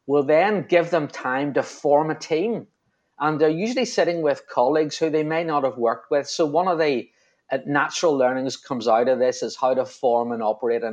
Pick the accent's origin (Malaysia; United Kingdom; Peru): United Kingdom; Belfast, Northern Ireland; From my accent, you probably realise I'm from Belfast